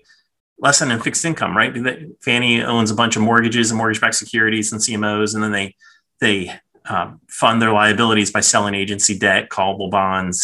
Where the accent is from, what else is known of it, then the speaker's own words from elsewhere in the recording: Philadelphia, Pennsylvania, United States; now in Tampa, United States; I was born in Philadelphia. So when I was a kid, the Phillies were my team